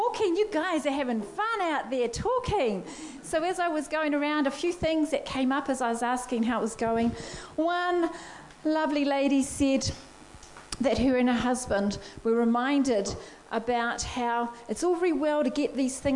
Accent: Blenheim, Marlborough, New Zealand; moved away; when I go home to my hometown is in Blenheim, and when we go home there to visit my family

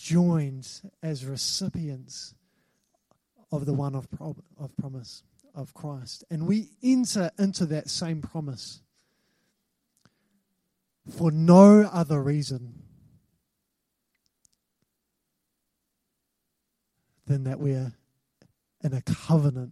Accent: New Zealand; I've got a New Zealand passport. I'm a New Zealand citizen. I'm not from England

